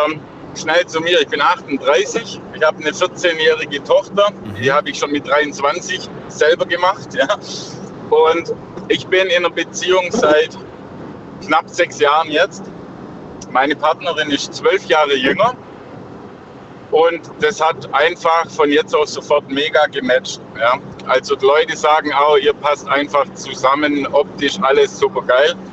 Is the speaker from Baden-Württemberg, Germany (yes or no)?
yes; Stuttgart, Baden-Württemberg, Germany; now in Augsburg, Germany; Ich komme ursprünglich aus Stuttgart, wohne aber in, bei Augsburg.